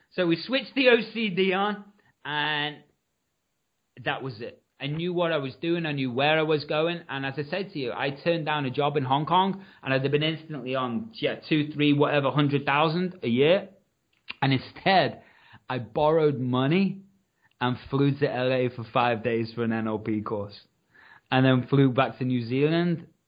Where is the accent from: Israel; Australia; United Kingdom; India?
United Kingdom; Liverpool, North West England; I'm from Liverpool